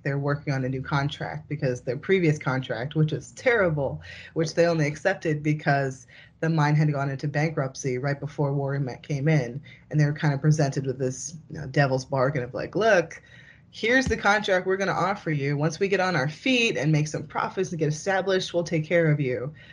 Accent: New Jersey, United States; I'm from Jersey

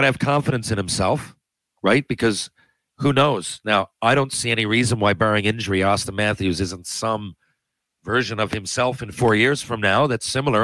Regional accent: Canada; I'm Canadian

